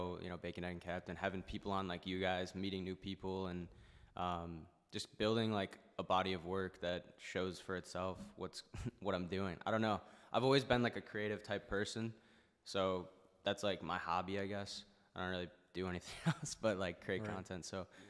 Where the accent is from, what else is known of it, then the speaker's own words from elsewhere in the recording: Rochester, New York, United States; moved away; I'm in New York City. Like, I'm from Rochester